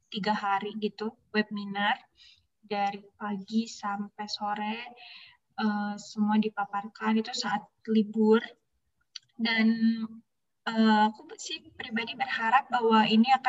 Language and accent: Indonesian; Bandung, West Java, Indonesia; alhamdulillahnya aku orang Bandung kan, jadi bisa dekat ke Unpad.